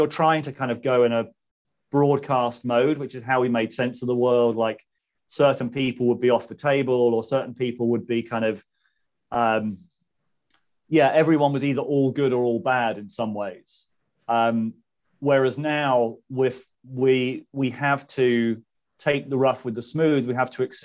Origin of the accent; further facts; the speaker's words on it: Southampton, South East England, United Kingdom; moved away as an adult; also born or lived in Manchester; Southampton. I grew up in Southampton